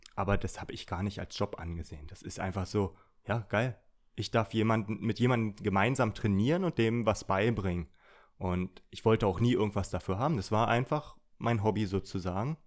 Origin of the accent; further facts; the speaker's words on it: Brandenburg, Germany; ich komme aus Brandenburg